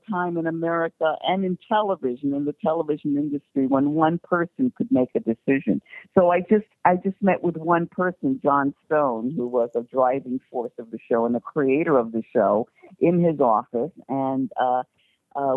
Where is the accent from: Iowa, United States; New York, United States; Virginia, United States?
New York, United States; I'm a New Yorker